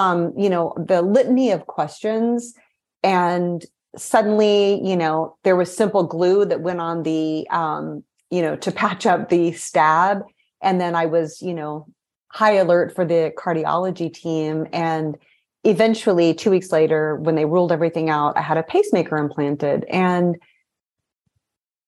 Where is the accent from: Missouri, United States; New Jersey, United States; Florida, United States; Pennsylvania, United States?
Missouri, United States; moved away as an adult; also born or lived in Brazil; I was raised in Missouri, so I'm a Midwesterner at heart.